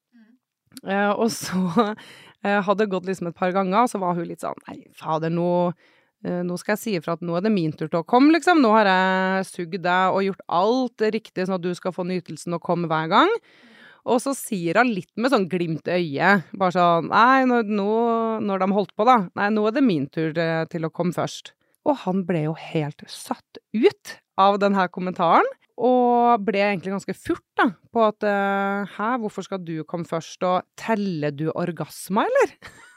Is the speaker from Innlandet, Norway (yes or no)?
no; Trondheim, Trøndelag, Norway; now in Oslo, Norway; Jeg er fra Trondheim, men bor i Oslo